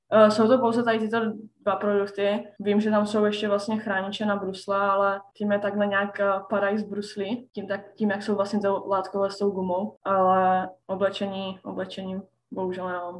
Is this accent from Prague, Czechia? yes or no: no; Ostrava, Moravian-Silesian Region, Czechia; moved away as an adult; now in Sweden; pocházím z Ostravy